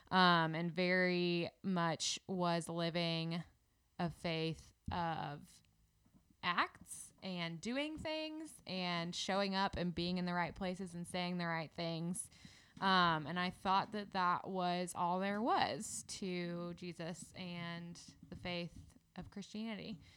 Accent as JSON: {"language": "English", "town": "Indianapolis", "region": "Indiana", "country": "United States", "moved": "as an adult", "lives_now": "Birmingham, United States", "said": "I am from Indianapolis"}